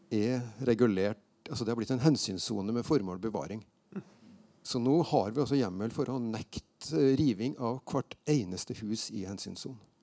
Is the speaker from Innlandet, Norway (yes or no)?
no; Steinkjer, Trøndelag, Norway; moved away as an adult; jeg flytta fra Steinkjer etter å være ferdig på gymnaset